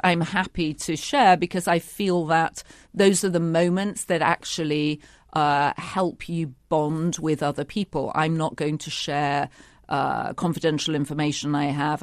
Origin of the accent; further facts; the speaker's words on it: United Kingdom; a young woman growing up in Britain